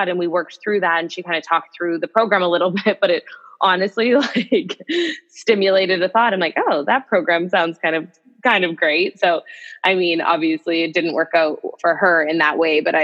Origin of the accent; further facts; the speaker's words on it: Saskatchewan, Canada; moved away as an adult; also born or lived in British Columbia; I'm from Saskatchewan originally. And when I came out to UBC